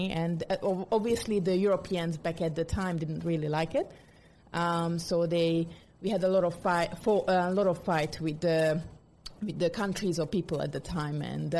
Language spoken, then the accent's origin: English; Hungary